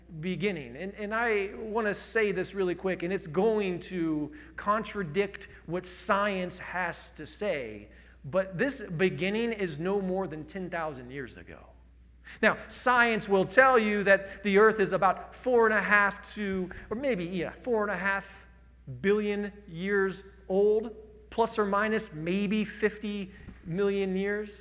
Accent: Indiana, United States; I'm from Indiana.

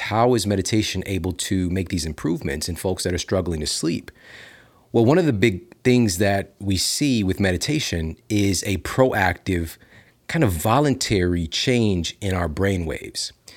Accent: Midwest, United States; now in Los Angeles, United States; I'm from the Midwest

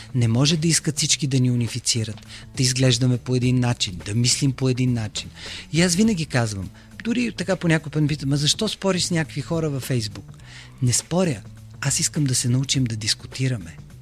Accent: Bulgaria; аз съм единственият българин в тази медия

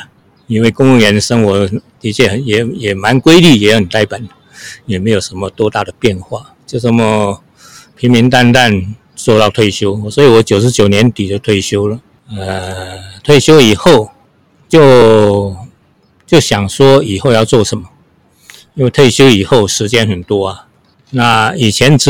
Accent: Hsinchu County, Taiwan; 小时候我们都是农村长大的嘛。我今年是七十四岁。那我们一一家在新竹丘陵。那在我们那边有一个很有名的风景区，叫做飞凤山，是新竹的八景之一啊。所以我们都在飞凤山的山脚下长大的。

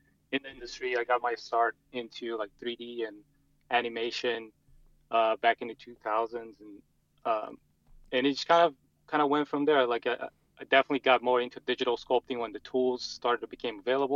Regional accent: Brazil; moved away as an adult; also born or lived in Montreal, Canada; now in United States; I'm originally from Brazil

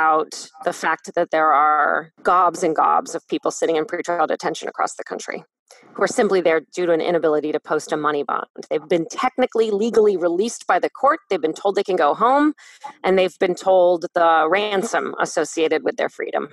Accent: Canton, Ohio, United States; in my hometown, 24% of people in Canton

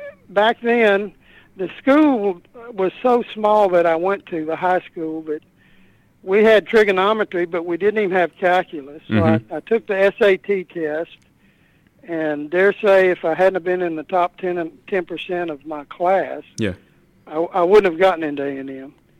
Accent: Bremond, Texas, United States; also born or lived in Virginia / Italy / Germany; we actually came down to my hometown, what is my hometown now. It was my dad's hometown.

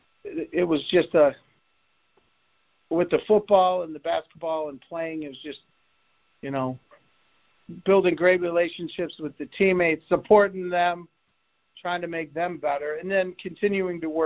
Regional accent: Lakewood, Ohio, United States; I came from St. Luke's. You know, Lakewood wasn't the toughest place

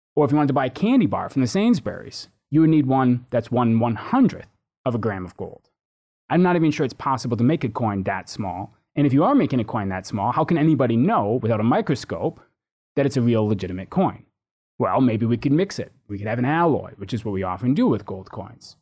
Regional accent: United States; moved away as an adult; now in United Kingdom; having grown up in the U.S.

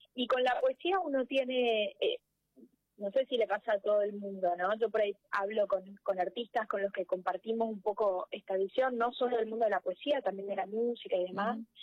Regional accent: interior of Corrientes Province, Argentina; moved away as an adult; now in Corrientes, Argentina; El, el, pueblo donde ella vivía, que es donde yo nací, está a 500 kilómetros de Corrientes Capital

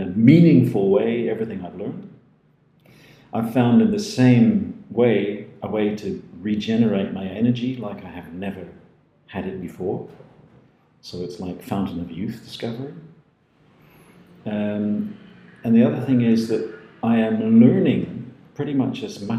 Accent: New Zealand; also born or lived in Scotland; now in Netherlands; I'm a Dutchified Kiwi from Scottish roots, but who had the privilege of growing up in New Zealand.

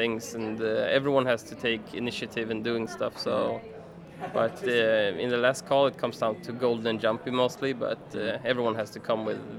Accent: Stockholm, Stockholm County, Sweden; Sweden, Stockholm.

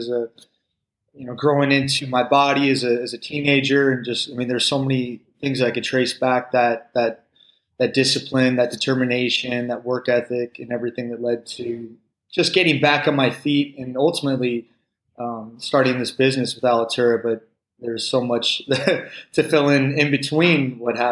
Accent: Palo Alto, California, United States; growing up in Palo Alto, it was a very competitive environment

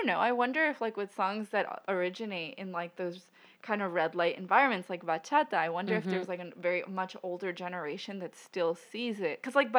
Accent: Argentina; moved away; I'm from Argentina.

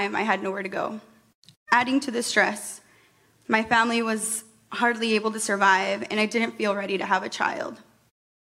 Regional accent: Perry, Iowa, United States; moved away as an adult; now in Des Moines, United States; I'm a Chicana feminist that was born and raised in Perry, Iowa, and I moved to Des Moines in 2015

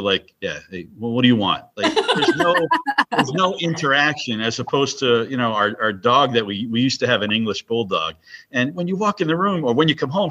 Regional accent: New York City, New York, United States; This kid was born in Queens

